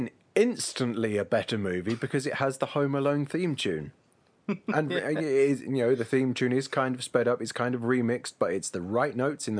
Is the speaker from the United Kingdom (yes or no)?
yes; England, United Kingdom; being English